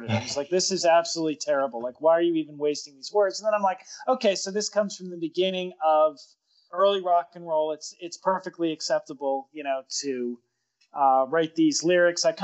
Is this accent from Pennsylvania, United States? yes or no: yes; Pittsburgh, Pennsylvania, United States; nothing will destroy your love of music than growing up in Pittsburgh because there's so many so many white boy bands playing black music.